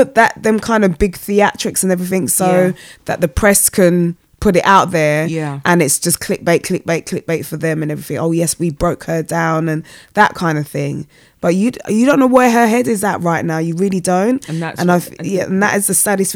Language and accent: English; United Kingdom; I'm a British citizen, even though I'm like, we're first generation born.